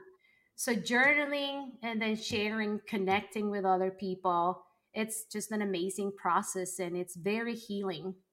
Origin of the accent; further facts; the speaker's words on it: Colombia; moved away; growing up in Colombia